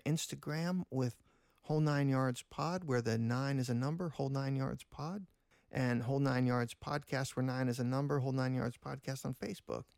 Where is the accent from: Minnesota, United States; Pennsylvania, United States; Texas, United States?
Pennsylvania, United States; Pittsburgh; we hail from Pittsburgh